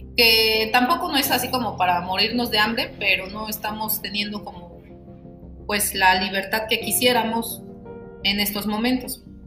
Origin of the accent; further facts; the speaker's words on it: State of Mexico, Mexico; moved away as an adult; now in Oaxaca, Mexico; soy del Estado de México y actualmente vivo en el Estado de Oaxaca.